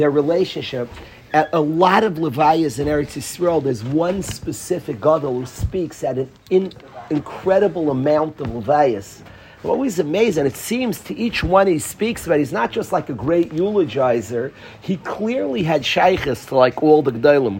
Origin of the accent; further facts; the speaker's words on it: New York City, New York, United States; I grew up in Far Rockaway